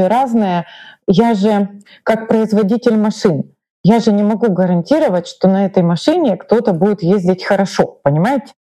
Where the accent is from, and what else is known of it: Ukraine